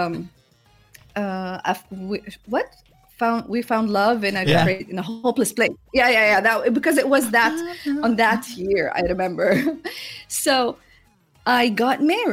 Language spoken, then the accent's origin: English; Jordan; English is a second language; moved away as an adult; now in Saudi Arabia; where I grew up, coming from a very small country, like, it's one of the tiniest countries on the map. I come from Jordan